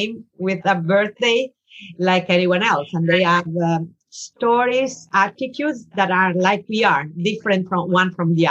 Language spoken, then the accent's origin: English; Italy; moved away as an adult; now in New York, United States; I'm originally from Italy